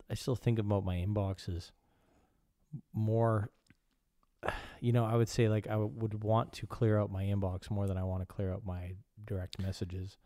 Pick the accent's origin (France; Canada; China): Canada; now in Copenhagen, Denmark; I am a Canadian. I live in Copenhagen.